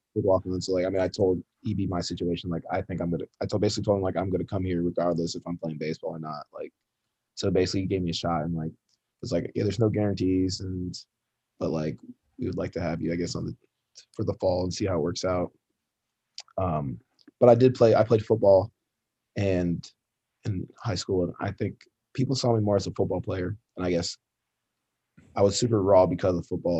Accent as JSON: {"language": "English", "town": "Ann Arbor", "region": "Michigan", "country": "United States", "tie": "born or raised there", "said": "I grew up in Michigan, grew up in Ann Arbor."}